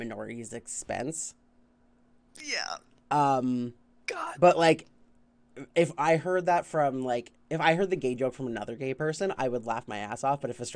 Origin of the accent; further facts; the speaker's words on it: Canada; as a Canadian